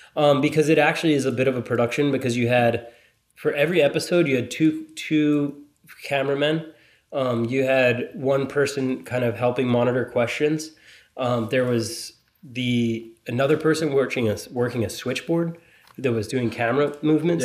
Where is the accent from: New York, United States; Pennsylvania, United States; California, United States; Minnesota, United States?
Pennsylvania, United States; born or raised there; also born or lived in Philadelphia; now in Los Angeles, United States